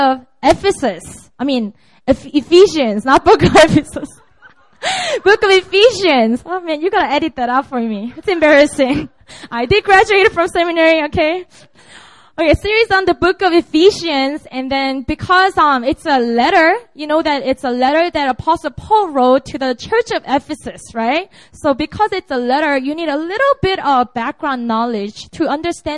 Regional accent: Busan, South Korea; also born or lived in Seoul; Busan is my hometown

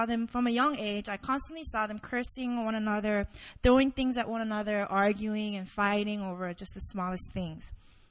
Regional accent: Indonesia; now in South Korea; I grew up in Indonesia

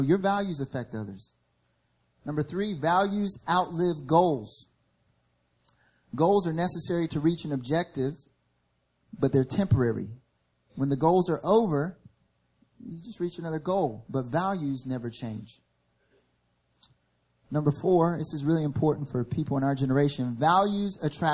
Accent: the South, United States; moved away as an adult; now in Seoul, South Korea; I grew up in the South. And in the South, where I grew up

